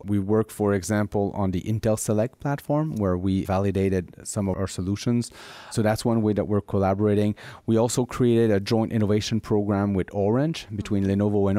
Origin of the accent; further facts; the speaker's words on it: Montreal, Quebec, Canada; which is implemented right now in my hometown in Montreal